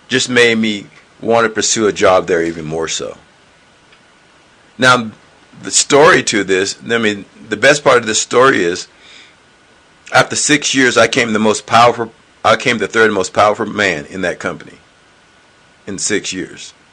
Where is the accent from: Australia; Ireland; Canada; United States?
United States; the South; But in my mindset, now mind you, I'm from the South, and I realized something with people